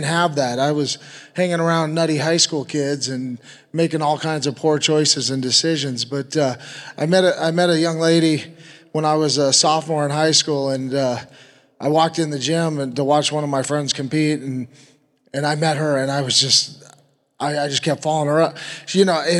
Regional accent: Oregon, United States; moved away as an adult; moved back to my hometown in Oregon

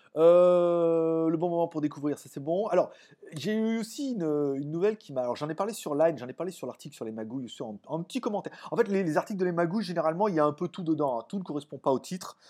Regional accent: France; now in Thailand; moi je suis français

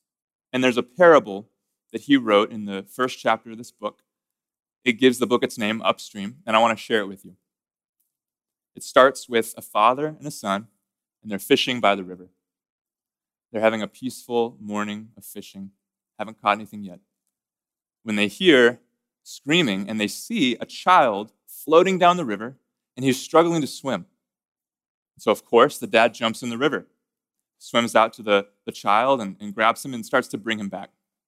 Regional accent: Corpus Christi, Texas, United States; And I grew up in the Methodist Church. I grew up in Corpus Christi, Texas, at a little Methodist church called Asbury United Methodist Church.

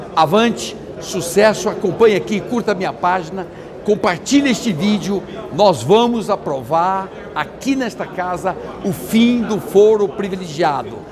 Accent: Brazil; Somos brasileiros

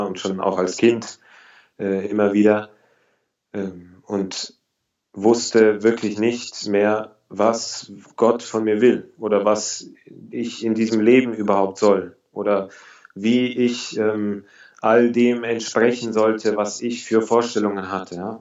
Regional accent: Augsburg, Bavaria, Germany; moved away as an adult; now in Berlin, Germany; Ich komme aus Augsburg. Ich bin 29 Jahre alt. Ich bin seit 2010 in Berlin

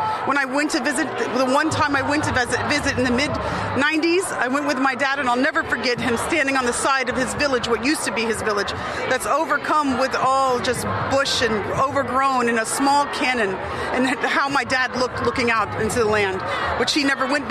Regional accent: United States; also born or lived in West Bank; Even though I grew up in the United States

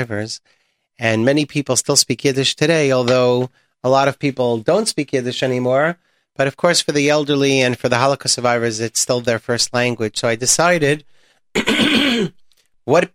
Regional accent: New York City, New York, United States; I grew up in the Bronx

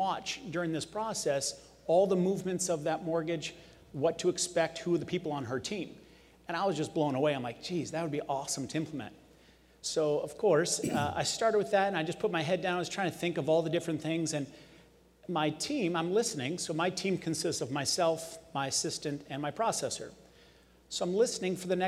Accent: Las Vegas, Nevada, United States; I was born and raised in Las Vegas

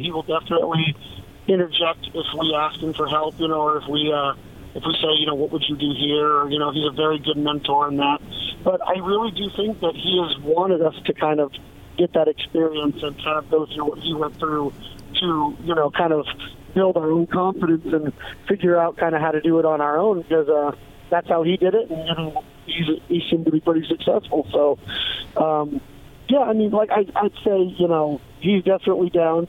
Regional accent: Arizona, United States; We're from Arizona

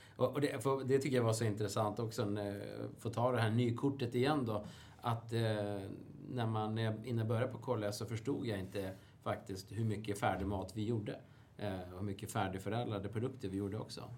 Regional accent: Sweden; som svensk är man ju väldigt lokalpatriotisk

